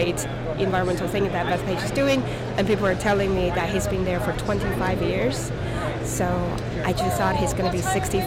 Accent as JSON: {"language": "English", "country": "Taiwan", "also_born_or_lived": "Santa Barbara, California / upstate New York / Albany, New York", "moved": "yes", "lives_now": "South Carolina, United States", "said": "I'm originally from Taiwan."}